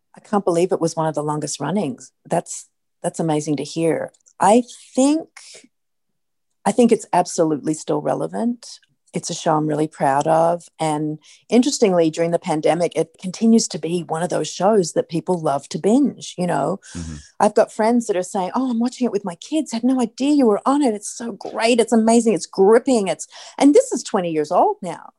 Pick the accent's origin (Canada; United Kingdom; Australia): Australia; moved away as an adult; now in United States; as an Australian